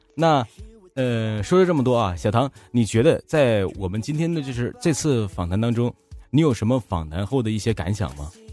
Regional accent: Northeast China, China; accent: Northeastern; 我是，哎，你听我口音，你听不出来我是哪里人吗？ 东北旮旯的。 对呀，东北这旮瘩的，不是旮旯的。

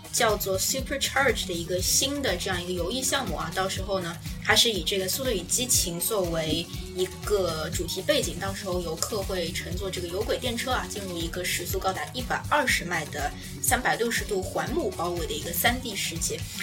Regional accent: China; 我们中国人

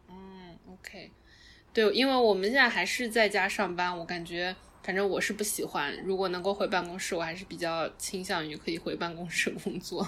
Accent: Wenzhou, Zhejiang, China; also born or lived in San Francisco Bay Area; now in New York, United States; 因为我是温州的，所以我们那边人就是，大家就都自己做生意啊

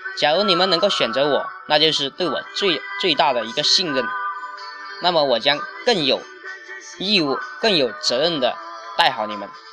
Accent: Zhanjiang, Guangdong, China; 我来自于广东湛江

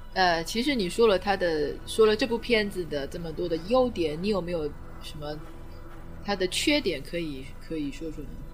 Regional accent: China; 我们中国人很在意这种神神鬼鬼的

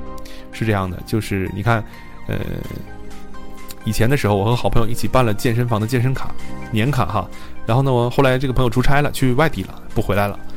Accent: northern China, China; 因为特别是在北方，因为我也是北方人。

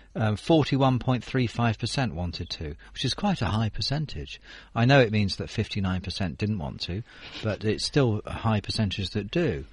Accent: United Kingdom; I'm I'm not American, but it's probably the same for British people too

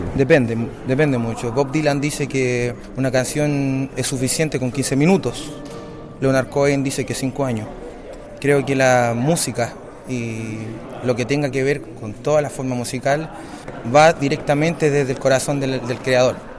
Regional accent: Valparaíso, Chile; vengo de Chile, Valparaíso

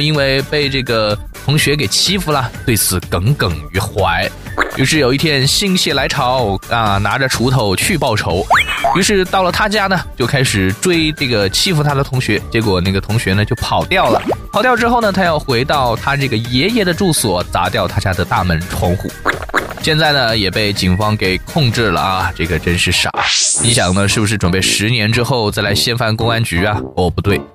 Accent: China; 车里头坐的可是我们中国人呐

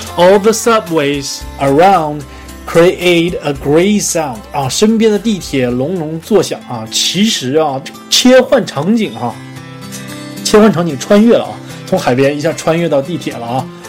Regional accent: Northeast China, China; 我是东北人，冬天没有麻雀啊，早冻死了啊

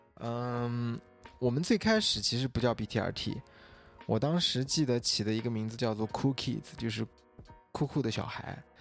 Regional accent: Xinjiang, China; 因为我是新疆人嘛

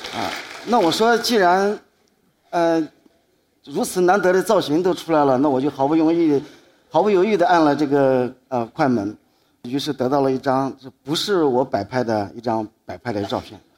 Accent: Dingyuan, Anhui, China; moved away as an adult; also born or lived in Guangzhou; 我这次是从离南京很近的地方，就我的老家，安徽滁州的定远线

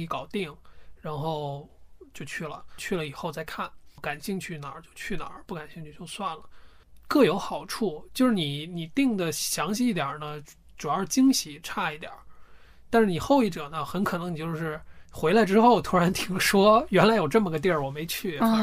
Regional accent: China; 我一个中国人背着包

